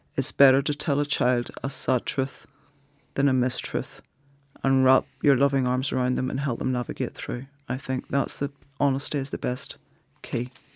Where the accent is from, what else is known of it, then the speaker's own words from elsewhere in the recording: Ireland; culturally being Irish